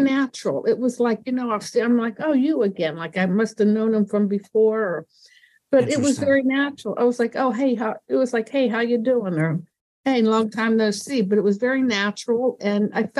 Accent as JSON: {"language": "English", "town": "Indiana", "region": "Pennsylvania", "country": "United States", "tie": "born or raised there", "said": "This was in Pennsylvania, in Western Pennsylvania, where I grew up."}